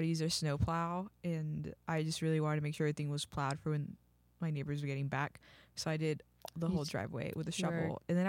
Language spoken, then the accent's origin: English; Texas, United States; I grew up in Texas, so I don't know how to do cold.